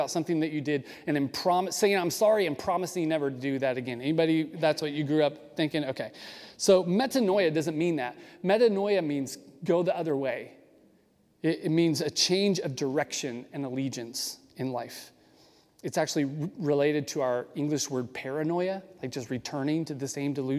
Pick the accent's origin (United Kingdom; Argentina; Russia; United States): United States; as American Christians